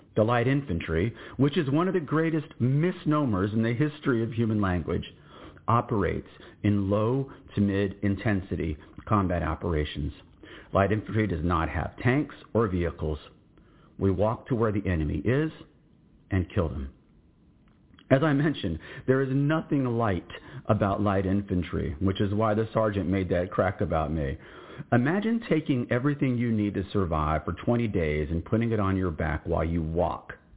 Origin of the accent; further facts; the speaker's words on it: Austin, Texas, United States; in Austin, Texas in 1967